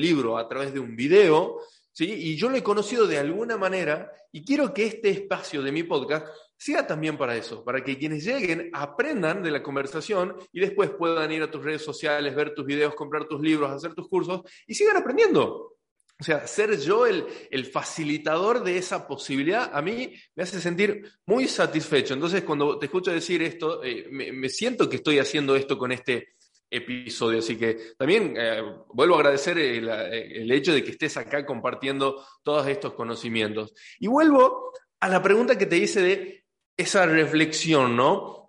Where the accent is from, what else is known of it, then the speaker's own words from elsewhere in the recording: Tucumán, Argentina; accent: tucumano; soy tucumano, ya de por sí me como las S. Entonces trato de no hablar tan tucumano en los episodios